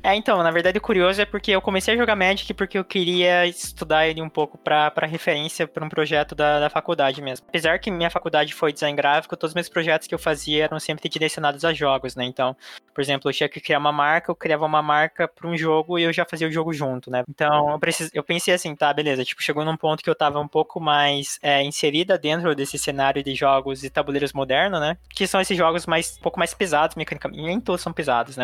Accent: Brazil; Eu sou asiática brasileira

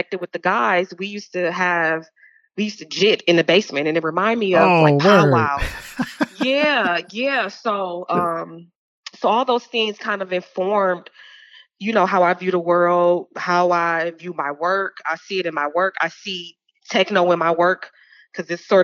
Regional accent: Detroit, Michigan, United States; growing up in Detroit, it's a very black city, like extremely black

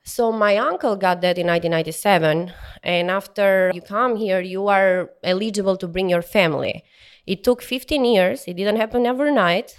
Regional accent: Albania; English is a second language; moved away as an adult; also born or lived in Tirana, Albania; now in Houston, United States; I'm from Bloor, Albania, which is in southeast of Albania.

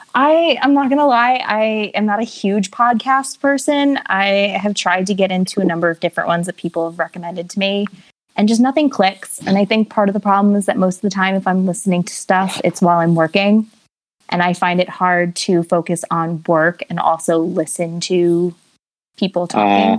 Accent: New Jersey, United States; I'm from New Jersey, born and raised, still live in New Jersey

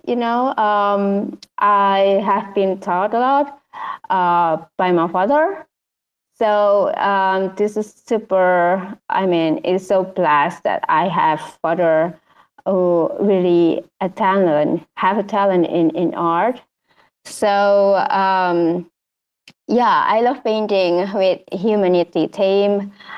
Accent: Indonesia; I'm traditional painter from Indonesia

